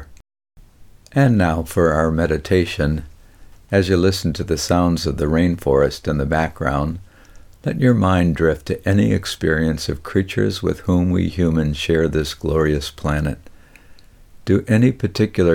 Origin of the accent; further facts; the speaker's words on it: Detroit, Michigan, United States; I grew up in Detroit with lots of time outdoors